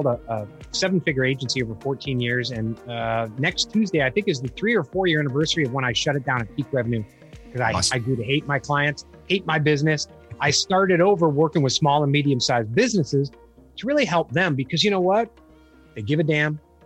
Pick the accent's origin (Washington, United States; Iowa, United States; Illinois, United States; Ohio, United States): Illinois, United States; Chicago; moved away as an adult; also born or lived in Charleston, South Carolina; Originally, I grew up in the Chicago area and we moved to Charleston, South Carolina for a while